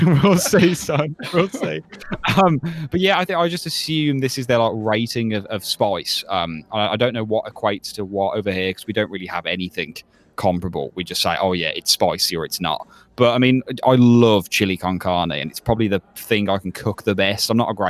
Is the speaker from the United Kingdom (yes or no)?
yes; United Kingdom; I think that's part of being British as well.